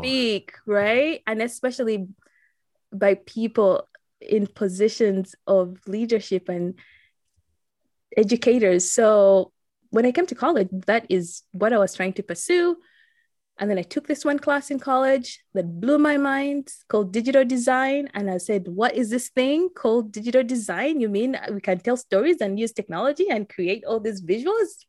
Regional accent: Uganda; now in Saint Louis, United States; growing up in Uganda

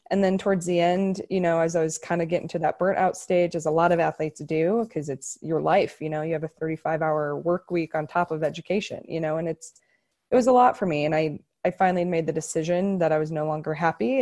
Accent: Omaha, Nebraska, United States; moved away as an adult; also born or lived in Denver; I'm from Omaha, Nebraska, and volleyball's really big there, and I had a really, really good club team

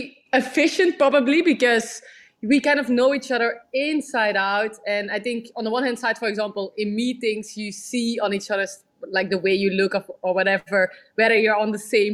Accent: London, United Kingdom; So I think I love London, and London is my hometown, definitely.

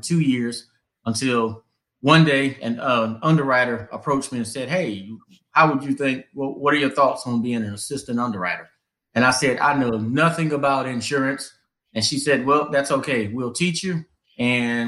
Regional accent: Wilmington, North Carolina, United States; moved away as an adult; also born or lived in Atlanta, Georgia / Charlotte, North Carolina; I'm from Wilmington originally

